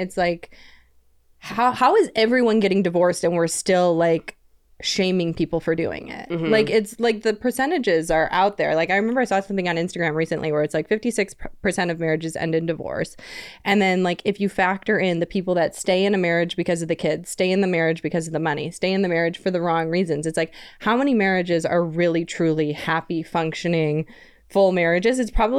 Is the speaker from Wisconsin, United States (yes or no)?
yes; Wisconsin, United States; So I came from Wisconsin where you can get 6 DUIs before they like call your landline